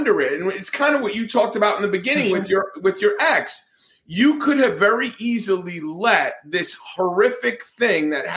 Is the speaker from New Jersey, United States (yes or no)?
yes; New Jersey, United States; moved away; also born or lived in Atlanta, Georgia; I'm from New Jersey. I talk with my hands. I'm Italian